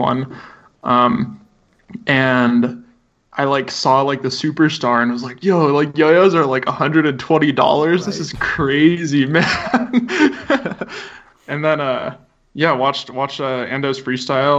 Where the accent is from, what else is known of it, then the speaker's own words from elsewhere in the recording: Fort Collins, Colorado, United States; I grew up in Fort Collins, Colorado.